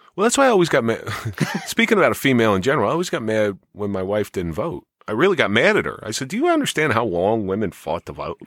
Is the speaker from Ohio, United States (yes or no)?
no; Atlantic City, New Jersey, United States; I grew up in the Atlantic City area